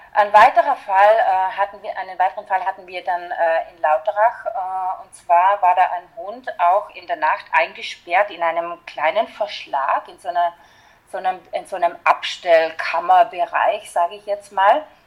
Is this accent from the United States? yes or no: no; Austria; bei uns in Österreich